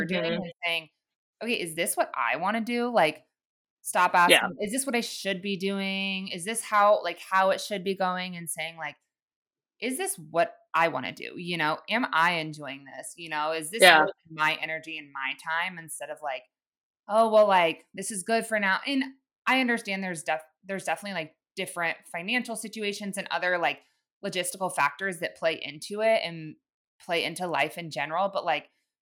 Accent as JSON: {"language": "English", "town": "Kansas City", "country": "United States", "tie": "born or raised there", "said": "I'm moving back to my hometown. I was like, I'm moving to Kansas City"}